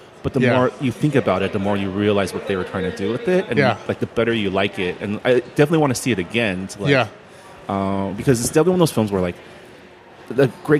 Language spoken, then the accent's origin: English; Los Angeles, California, United States; also born or lived in Toronto, Canada; I moved to the States when I was one, so I tell people culturally I'm